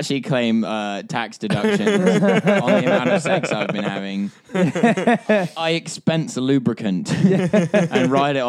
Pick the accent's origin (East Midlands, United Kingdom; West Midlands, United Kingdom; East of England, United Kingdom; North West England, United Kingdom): East of England, United Kingdom; Essex; I'm from like the Essex-London borderlines. Well, my family are all Londoners. Like, they're all from central London, but they just moved out and decided to raise me in God's own hell, which is Essex.